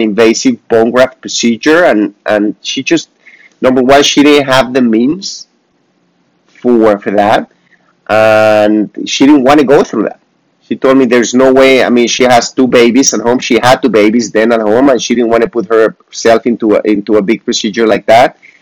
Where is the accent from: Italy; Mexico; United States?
Mexico; moved away; I am from Mexico.